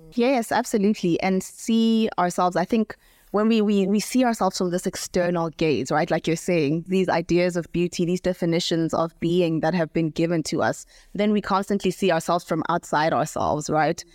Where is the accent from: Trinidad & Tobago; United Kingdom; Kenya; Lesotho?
Lesotho; moved away as an adult; now in South Africa; I grew up in Lesotho, so we speak predominantly Sesotho